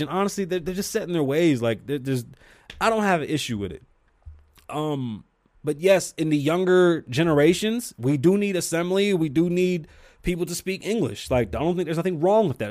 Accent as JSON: {"language": "English", "town": "New York City", "region": "New York", "country": "United States", "moved": "yes", "lives_now": "Las Vegas, United States", "said": "I'm from New York City"}